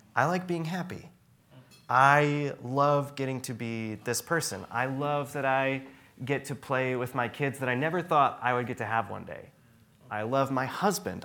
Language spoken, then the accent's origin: English; Traverse City, Michigan, United States; I grew up in Traverse City, Michigan